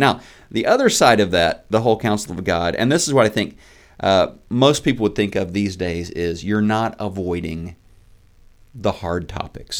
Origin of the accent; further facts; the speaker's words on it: Neosho, Missouri, United States; moved away as an adult; also born or lived in Oklahoma; I grew up in Neosho, Missouri. I'm a child of the Ozarks.